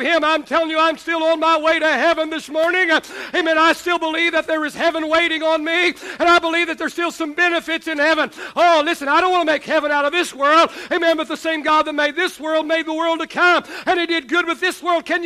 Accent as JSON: {"language": "English", "region": "Oklahoma", "country": "United States", "tie": "born or raised there", "also_born_or_lived": "West Texas", "moved": "yes", "lives_now": "Texas, United States", "said": "I grew up in Oklahoma"}